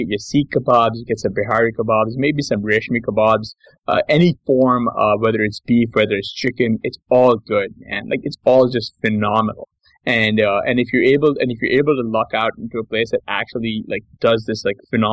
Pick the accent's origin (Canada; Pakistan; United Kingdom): Pakistan; now in United States; I'm a Pakistani, so like our food is a little bit different